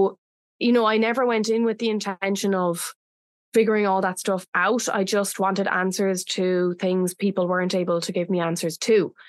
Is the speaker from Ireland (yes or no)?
yes; Ireland; now in Bali, Indonesia; Bali is my home, but I'm originally from Ireland